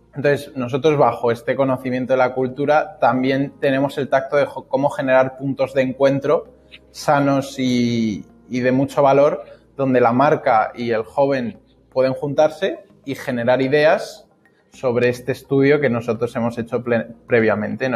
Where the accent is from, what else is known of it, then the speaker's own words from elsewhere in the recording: Spain; como españoles que yo, vamos, a mí yo estoy orgulloso de mi país